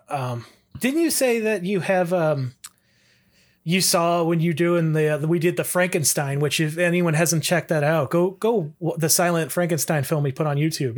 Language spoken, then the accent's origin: English; Toledo, Ohio, United States; I'm from the Toledo area